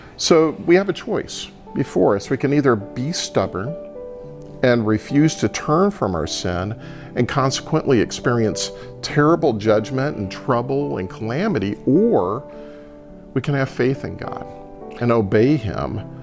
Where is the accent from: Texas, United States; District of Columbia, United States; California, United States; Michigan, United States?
Texas, United States; I'm Texan